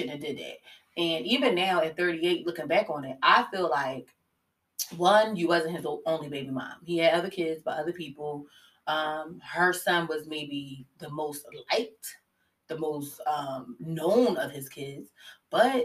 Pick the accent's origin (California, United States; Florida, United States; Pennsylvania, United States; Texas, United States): Pennsylvania, United States; Philadelphia; I'm from West